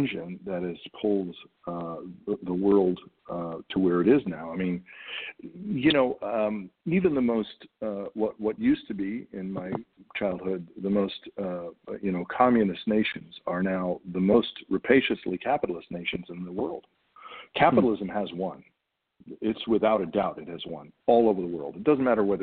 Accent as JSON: {"language": "English", "country": "United States", "said": "As an American actor"}